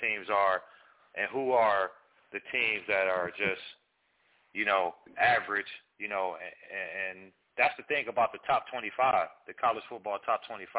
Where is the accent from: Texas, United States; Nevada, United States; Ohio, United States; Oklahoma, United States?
Ohio, United States; Cleveland; I'm from Cleveland. I'm from the land